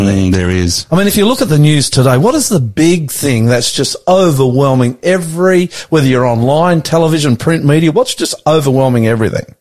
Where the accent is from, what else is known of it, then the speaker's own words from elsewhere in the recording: Australia; I'm the Aussie pastor.